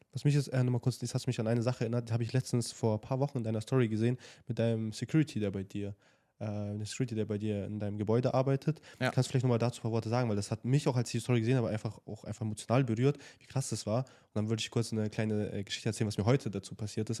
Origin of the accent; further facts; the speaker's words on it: Nuremberg, Bavaria, Germany; moved away as an adult; now in Dubai, United Arab Emirates; wir kommen ja ursprünglich aus Nürnberg und ähm, natürlich auch in der Jugendzeit viel mit ähm, Party, sag ich mal, verbracht